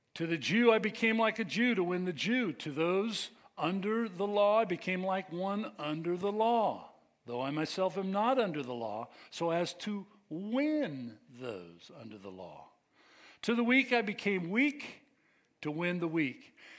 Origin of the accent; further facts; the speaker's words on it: United States; We are American